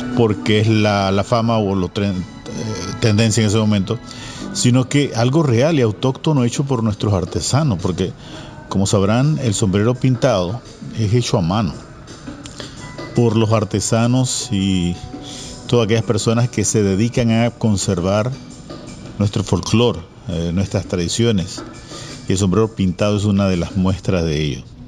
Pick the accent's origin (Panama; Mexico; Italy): Panama; podemos sentirnos orgullosos como panameños